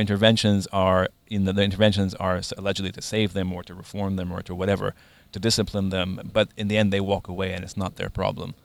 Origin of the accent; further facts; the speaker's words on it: Lebanon; growing up in Lebanon during a Lebanese civil war